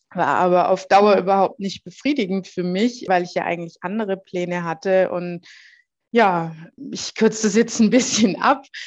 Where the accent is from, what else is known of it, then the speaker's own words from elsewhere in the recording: Heilbronn, Baden-Württemberg, Germany; dann bin ich erstmal wieder zurück in meine Heimatstadt nach Heilbronn